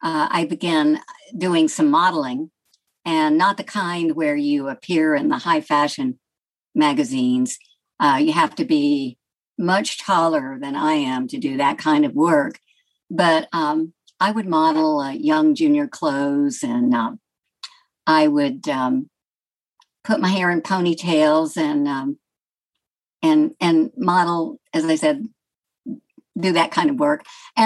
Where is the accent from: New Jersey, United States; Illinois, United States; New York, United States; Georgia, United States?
Georgia, United States; accent: Southern; I had a very Southern accent at that time, growing up near Atlanta, with a little bit of the Tennessee twang.